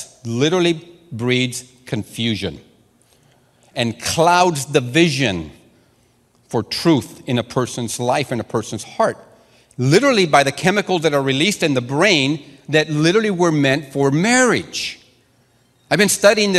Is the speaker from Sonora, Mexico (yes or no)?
yes; Sonora, Mexico; first language Spanish; English is a second language; moved away; I'm a Latino man. I know the Latino culture. I started school in Sonora, Mexico. My first language is Spanish